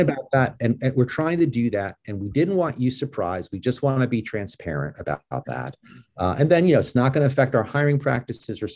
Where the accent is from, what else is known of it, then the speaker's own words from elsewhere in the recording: New York, United States; I'm from New York